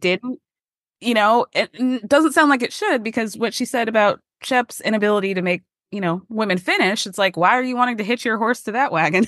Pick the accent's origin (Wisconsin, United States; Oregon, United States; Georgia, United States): Georgia, United States; I grew up in Georgia